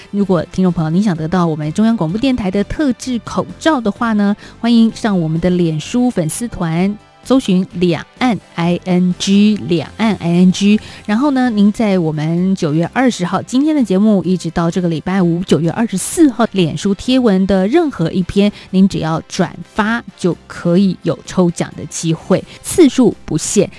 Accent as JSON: {"language": "Chinese", "country": "Taiwan", "said": "体验一下我们台湾人所喜爱的月饼"}